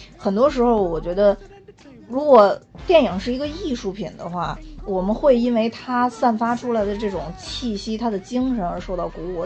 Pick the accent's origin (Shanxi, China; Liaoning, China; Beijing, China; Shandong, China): Beijing, China; 他说他从没有看过一个北京的小孩儿 啊 工作这么努力